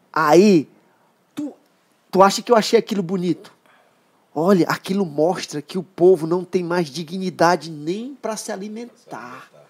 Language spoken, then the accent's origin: Portuguese; São Pedro dos Crentes, Maranhão, Brazil; Outro dia um, um, secretário chegou lá na minha cidade, vamos abrir um restaurante popular em São Pedro dos Crentes.